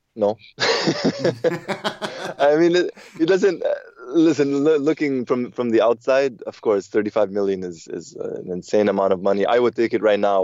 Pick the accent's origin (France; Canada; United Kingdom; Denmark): Canada; growing up in Canada, we had satellite television